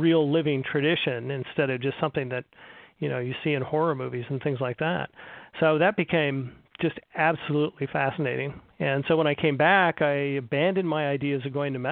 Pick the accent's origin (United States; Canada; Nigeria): United States; California; moved away; growing up in California